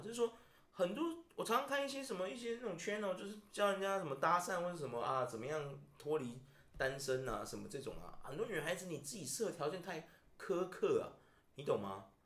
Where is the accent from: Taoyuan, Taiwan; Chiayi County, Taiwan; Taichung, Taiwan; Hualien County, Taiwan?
Taichung, Taiwan; 我们台中刚刚有两百八十，大台中有两百八十万人